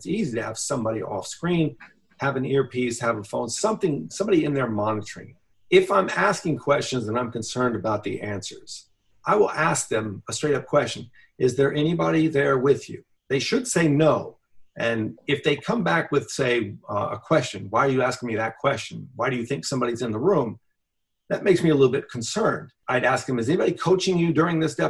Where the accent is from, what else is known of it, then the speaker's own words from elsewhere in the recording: United States; growing up in America